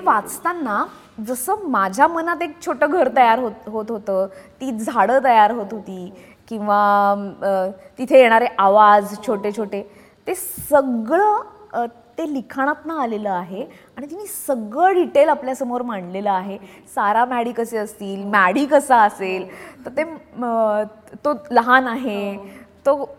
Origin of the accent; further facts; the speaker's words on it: Nashik, Maharashtra, India; moved away as an adult; also born or lived in Pune, India; now in Mumbai, India; नाशिकमध्ये राहणं हे नाशिक सिक्युअर करतं कारण ते माझं गाव आहे माझं शहर आहे